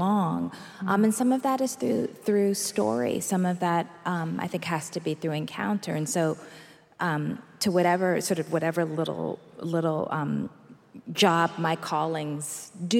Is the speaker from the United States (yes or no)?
yes; Massachusetts, United States; also born or lived in Alabama; I grew up in Massachusetts, and I spent summers in both Alabama and Chicago